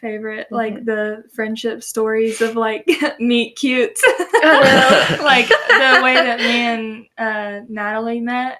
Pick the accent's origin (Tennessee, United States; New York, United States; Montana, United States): Tennessee, United States; accent: southern